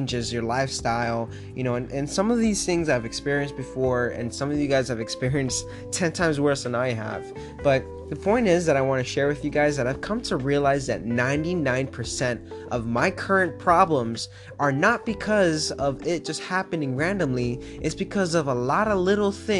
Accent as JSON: {"language": "English", "town": "Miami", "region": "Florida", "country": "United States", "tie": "born or raised there", "moved": "as an adult", "lives_now": "Pittsburgh, United States", "said": "I'm from South Florida, born and raised in Miami, and now currently living in Pittsburgh, Pennsylvania"}